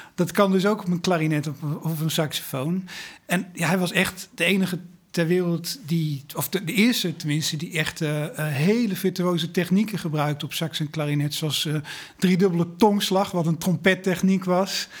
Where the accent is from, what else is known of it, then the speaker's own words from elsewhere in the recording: Breda, North Brabant, Netherlands; ik kom uit Breda